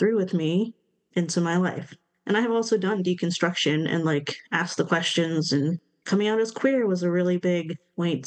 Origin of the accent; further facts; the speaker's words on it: South Carolina, United States; I'm from the South. I'm from South Carolina